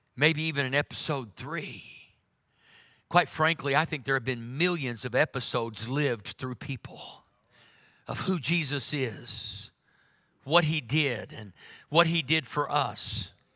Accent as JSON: {"language": "English", "region": "Oklahoma", "country": "United States", "said": "I'm from Oklahoma."}